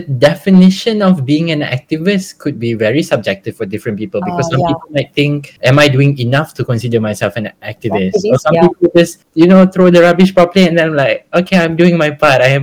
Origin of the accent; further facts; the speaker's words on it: Malaysia; being Malaysian